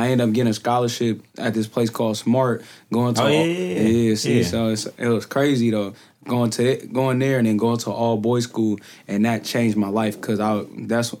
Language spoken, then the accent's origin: English; San Francisco, California, United States; also born or lived in New Orleans; I grew up on Hayden